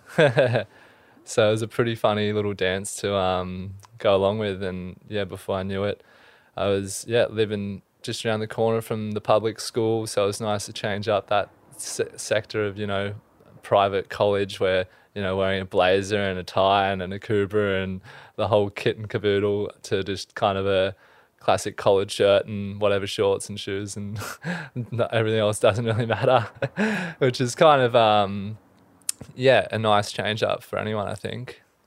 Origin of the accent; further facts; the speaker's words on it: Camden, New South Wales, Australia; also born or lived in Wollongong; born and raised in Camden, bit of a country little town